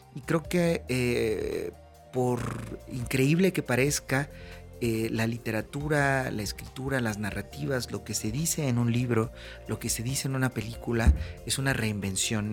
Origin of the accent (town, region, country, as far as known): Mexico